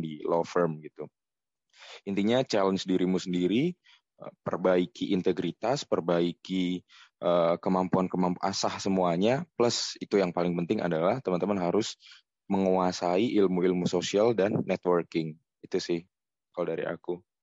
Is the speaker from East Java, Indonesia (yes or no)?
yes; Gresik, East Java, Indonesia; moved away as an adult; also born or lived in Malang; now in Jakarta, Indonesia; aku kan asli Gresik ya. Gresik juga ya di kota di Jawa Timur